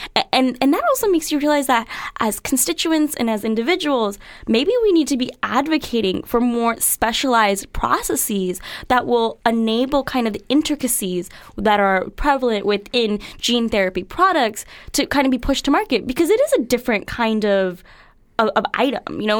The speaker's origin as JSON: {"language": "English", "country": "United States", "said": "I, I'm an American citizen. Uh, I plan to live here my entire life"}